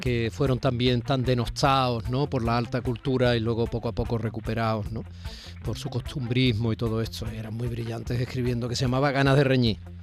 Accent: Málaga, Andalusia, Spain; yo soy malagueño

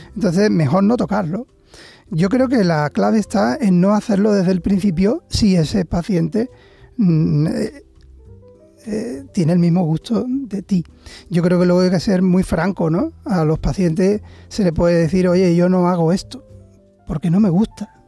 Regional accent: Seville, Andalusia, Spain; Nunca abandoné Sevilla, soy sevillano

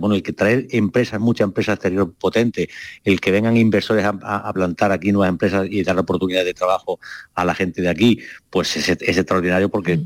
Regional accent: Málaga, Andalusia, Spain; nosotros en Málaga

